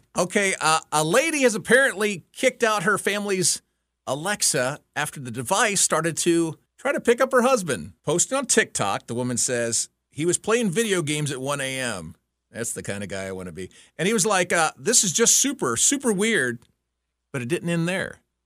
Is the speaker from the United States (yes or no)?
yes; Texas, United States; moved away; I grew up in Texas